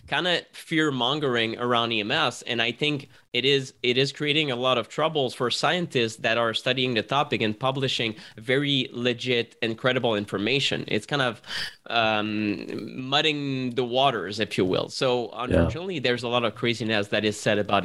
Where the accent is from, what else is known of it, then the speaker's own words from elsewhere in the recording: Montreal, Quebec, Canada; I'm from Montreal